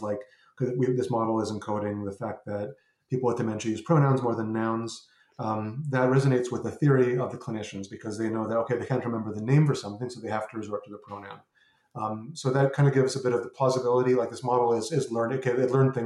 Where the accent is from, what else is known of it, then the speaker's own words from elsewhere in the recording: Canada; I'm Canadian